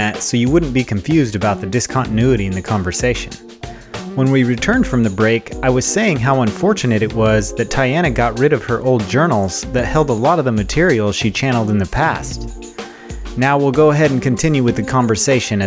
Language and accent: English; Wyoming, United States; I grew up in Wyoming